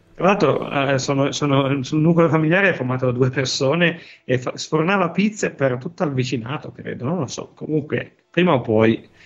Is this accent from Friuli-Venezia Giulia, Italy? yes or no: no; Piedmont, Italy; Dico buon piemontese